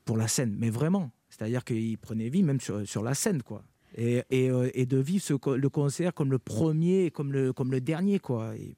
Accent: Carpentras, Provence-Alpes-Côte d'Azur, France; moi, je, suis natif de Carpentras. J'ai grandi à Carpentras, dans le Vaucluse.

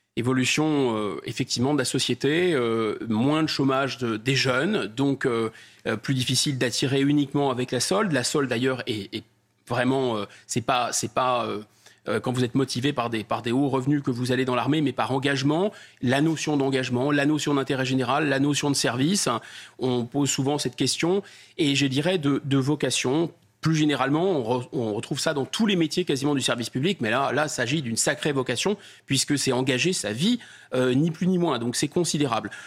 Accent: France; je suis français

